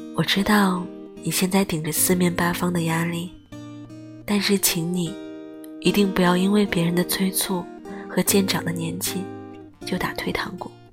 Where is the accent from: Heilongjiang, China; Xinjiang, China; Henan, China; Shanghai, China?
Heilongjiang, China; moved away; 我的家乡黑龙江